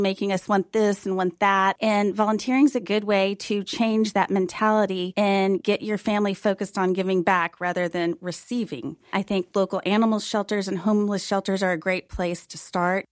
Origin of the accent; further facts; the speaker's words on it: Fort Worth, Texas, United States; now in Dallas, United States; Fort Worth is my hometown